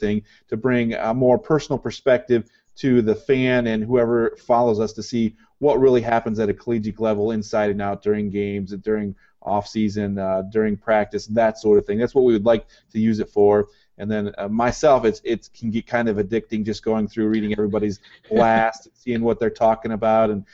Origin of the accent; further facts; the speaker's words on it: Montpelier, Ohio, United States; moved away; I'm originally from Montpelier, Ohio, a small town in northwest Ohio